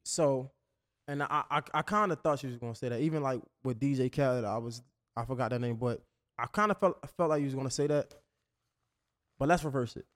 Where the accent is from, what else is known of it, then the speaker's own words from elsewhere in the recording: Baltimore, Maryland, United States; I'm from up north, right? So I'm, I'm from Baltimore